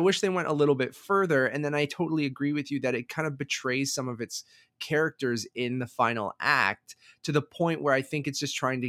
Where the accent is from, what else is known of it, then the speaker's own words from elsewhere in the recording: Toronto, Ontario, Canada; I was the perfect age for it. We are from Toronto. I love video games.